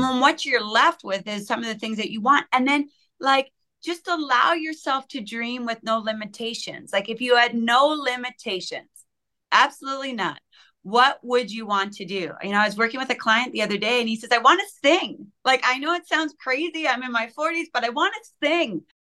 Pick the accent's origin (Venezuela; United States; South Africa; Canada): Canada; I'm Canadian